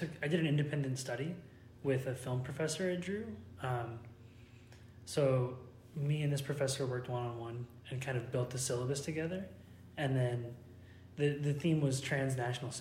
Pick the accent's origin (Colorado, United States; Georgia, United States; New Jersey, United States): New Jersey, United States; Madison; I'm from Madison, New Jersey